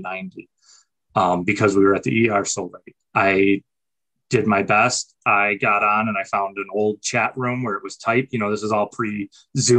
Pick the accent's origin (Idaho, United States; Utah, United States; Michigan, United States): Michigan, United States; Saginaw; I was in Saginaw, Michigan, where I grew up